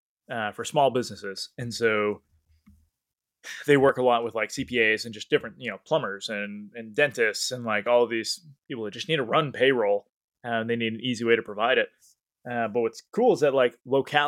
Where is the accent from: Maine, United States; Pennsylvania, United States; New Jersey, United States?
Maine, United States; I'm from Maine